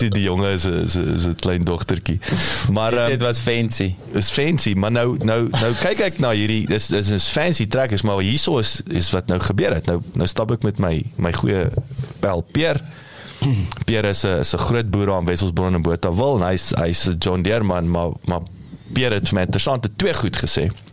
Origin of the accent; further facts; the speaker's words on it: South Africa; ons as Suid-Afrikaners